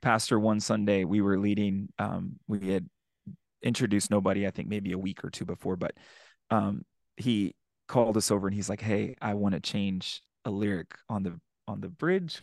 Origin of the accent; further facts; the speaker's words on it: San Antonio, Texas, United States; moved away; San Antonio, which is my hometown. That's where I'm from